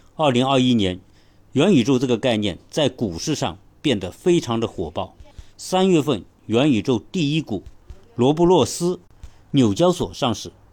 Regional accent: China; 我们中国人

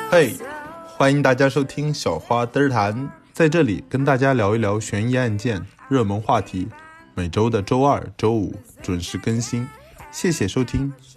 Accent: China; 我们中国人像我长这么大，我没见过这些毒品

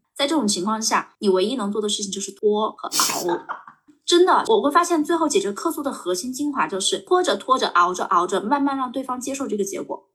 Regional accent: China; 作为一个中嗯国人

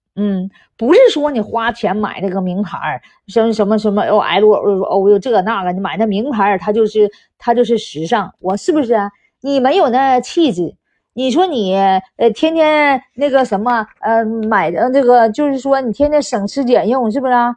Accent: Northeast China, China; accent: Dongbei (Northeastern) accent, 'dachazi wei'; 你听我这一口大碴子味儿

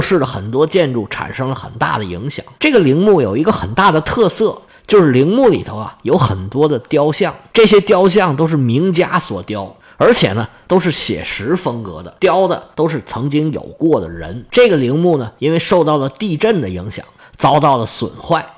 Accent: China; 我们中国人

